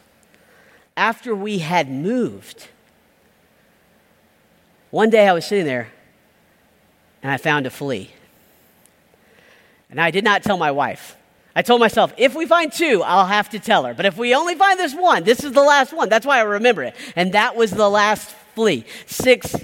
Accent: South Georgia, United States; now in Pasadena, United States; I grew up in South Georgia

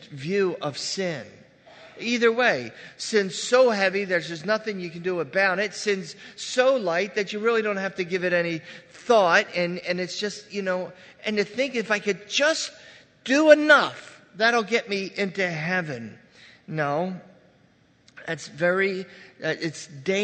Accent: Red Bank, United States; I grew up right on Red Bank here

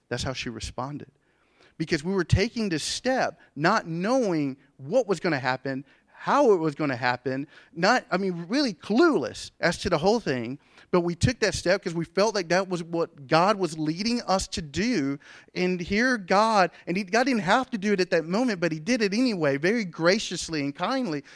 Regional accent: Andrew, United States; I grew up in Andrew

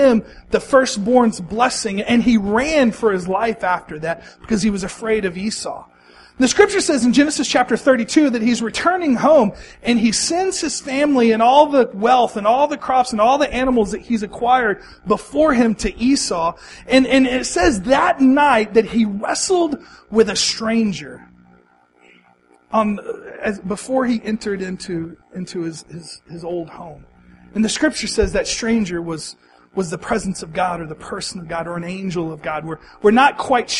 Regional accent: Texas, United States; moved away as an adult; also born or lived in Missouri / Oklahoma / Arizona; I grew up in Texas. I lived in Missouri for a while. I spent the last 8 years living in Oklahoma.

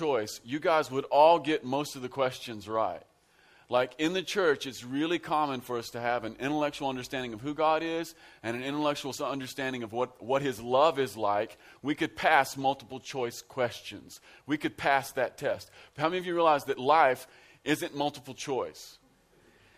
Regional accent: Central Kentucky, United States; I am from Central Kentucky. I'm from out in the sticks. We're rednecks out where I live.

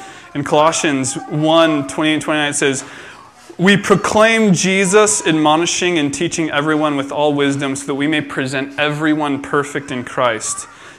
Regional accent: Philippines; born there; For you guys who don't know, I was born in the Philippines, and my parents were missionaries there.

